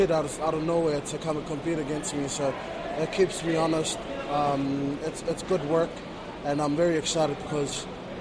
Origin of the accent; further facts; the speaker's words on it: Tonga; moved away; I'm originally from Tonga.